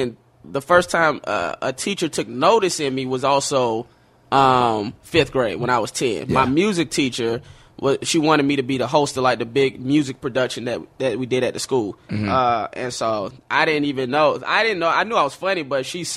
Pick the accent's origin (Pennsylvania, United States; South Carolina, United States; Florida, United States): Florida, United States; moved away as an adult; I was doing Shakespeare in the Park in the Tampa Bay area because I'm originally from Florida